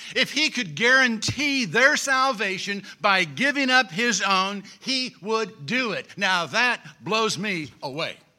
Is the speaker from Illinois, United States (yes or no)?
yes; Springfield, Illinois, United States; I grew up in Springfield